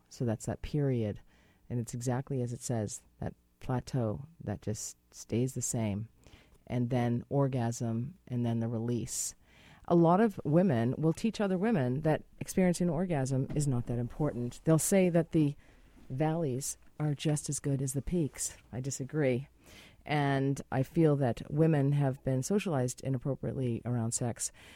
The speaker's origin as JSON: {"language": "English", "town": "Boston", "region": "Massachusetts", "country": "United States", "moved": "yes", "lives_now": "British Columbia, Canada", "said": "I am from Boston"}